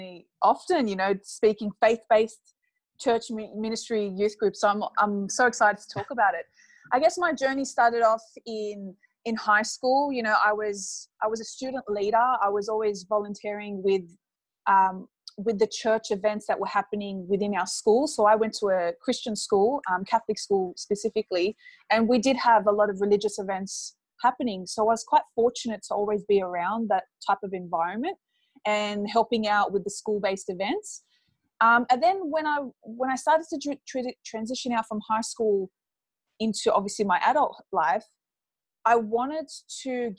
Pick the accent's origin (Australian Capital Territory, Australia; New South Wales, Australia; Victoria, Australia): New South Wales, Australia; Sydney; I come from a Middle Eastern background, but I was born and raised in Sydney, Australia